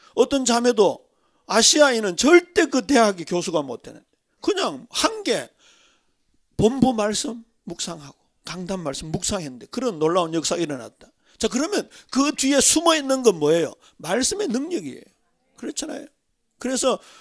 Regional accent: Daegu, South Korea; 저는 더군다나 대구 출신이잖아요.

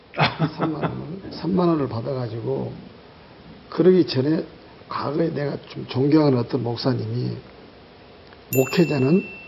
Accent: Kenya; Korean is a second language; now in South Korea; 케냐에서 왔습니다. 현재 예원교회에서 훈련받고 있습니다

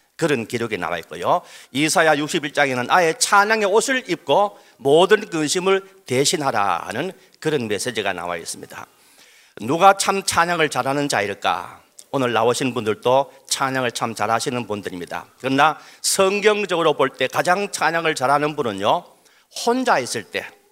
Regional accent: Daegu, South Korea; 저도 대구 출신입니다

